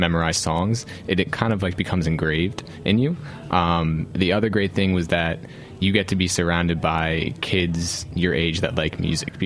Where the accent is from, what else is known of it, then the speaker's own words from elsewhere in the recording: Oreland, Pennsylvania, United States; technically I'm from the suburbs